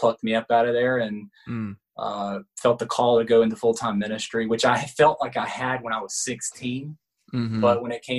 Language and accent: English; Jacksonville, Florida, United States; I grew up on the Georgia line, Florida, Georgia line